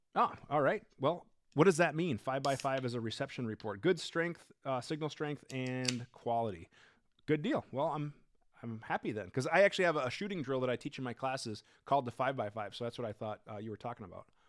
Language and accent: English; Minnesota, United States; I'm from Minnesota